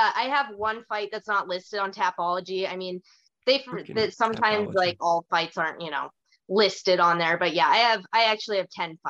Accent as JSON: {"language": "English", "town": "Kalispell", "region": "Montana", "country": "United States", "tie": "born or raised there", "lives_now": "Bozeman, United States", "said": "I was born in Kalispell, and as of like a year and a half ago, I was born and raised there."}